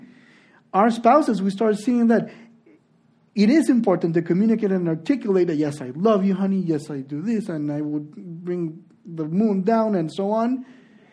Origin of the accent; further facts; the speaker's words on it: Honduras; moved away; also born or lived in Spain; I'm from Honduras